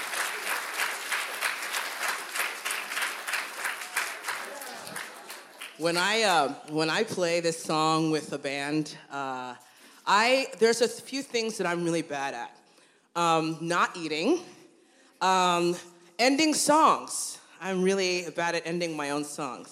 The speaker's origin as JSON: {"language": "English", "town": "Cincinnati", "region": "Ohio", "country": "United States", "tie": "born or raised there", "lives_now": "Columbus, United States", "said": "I grew up in Cincinnati"}